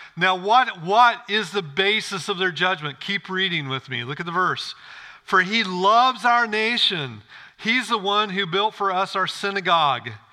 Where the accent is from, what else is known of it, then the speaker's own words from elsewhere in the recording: Illinois, United States; I grew up in Illinois, farm country.